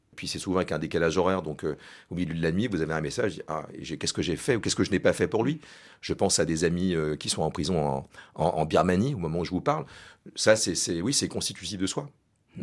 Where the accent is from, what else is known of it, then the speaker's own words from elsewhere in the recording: France; on est français